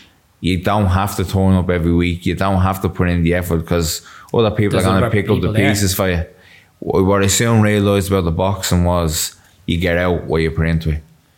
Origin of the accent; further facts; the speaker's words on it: Dublin, Leinster, Ireland; I'm from North Strand, as you said, Dublin. I wear the Dublin flag and the Dublin colours no matter where I go.